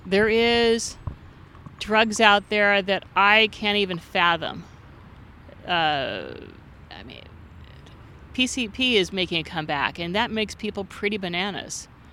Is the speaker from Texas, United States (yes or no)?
no; Santa Monica, California, United States; I'm originally from Santa Monica